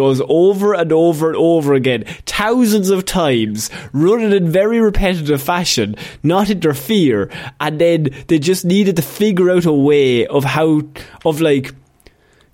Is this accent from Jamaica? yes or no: no; Ireland; as an Irishman